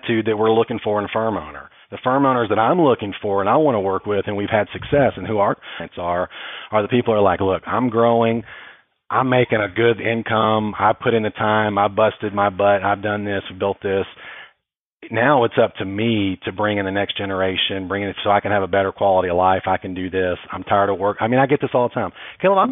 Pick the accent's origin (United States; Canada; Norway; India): United States; Texas; I was from Texas originally